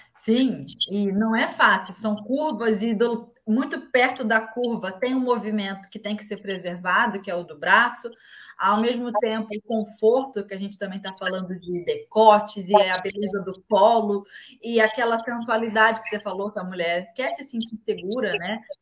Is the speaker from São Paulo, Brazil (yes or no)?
no; Rio de Janeiro, Brazil; eu sou carioca